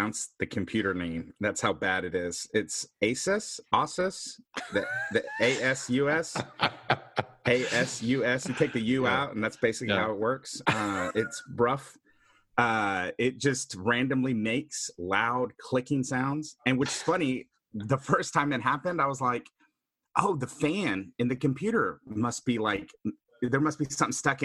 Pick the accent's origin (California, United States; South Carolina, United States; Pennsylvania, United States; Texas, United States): Texas, United States; Houston; also born or lived in Austin, Texas; I grew up in Houston, so I'm a Texas kid through and through.